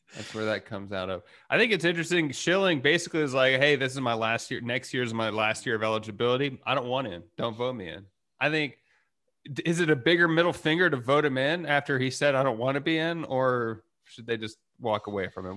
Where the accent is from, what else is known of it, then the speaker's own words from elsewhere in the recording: Texas, United States; growing up in Texas, fireworks were always pretty accessible